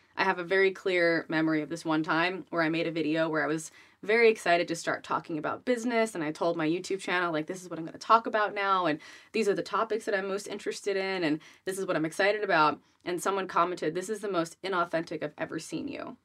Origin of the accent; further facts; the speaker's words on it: Rhode Island, United States; I grew up in Rhode Island